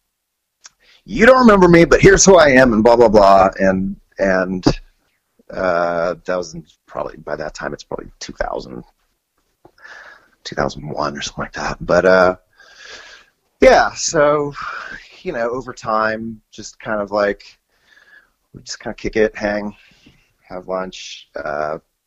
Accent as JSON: {"language": "English", "town": "Annandale", "region": "Virginia", "country": "United States", "tie": "born or raised there", "also_born_or_lived": "Springfield, Virginia / Fort Myer, Virginia / Los Angeles", "moved": "as an adult", "said": "we moved from Springfield to Annandale, which is a little deeper out. Actually, that first we moved to Fort Myer and then to Annandale, and out in Fairfax County, and I joined the band …"}